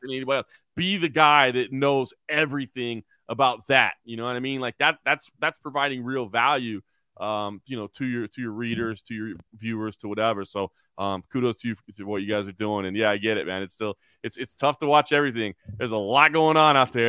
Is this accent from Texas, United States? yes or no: yes; Dallas, Texas, United States; moved away as an adult; now in Las Vegas, United States; I am born and raised in Dallas